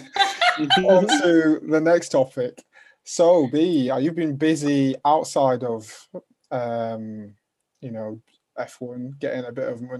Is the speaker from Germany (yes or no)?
no; Huddersfield, Yorkshire and the Humber, United Kingdom; accent: Northern; I'm from Huddersfield, Northern